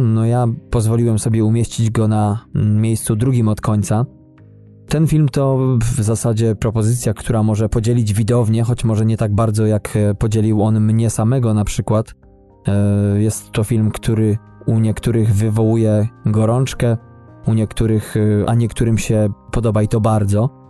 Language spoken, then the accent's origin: Polish; Poland; moved away; Polakiem z krwi i kości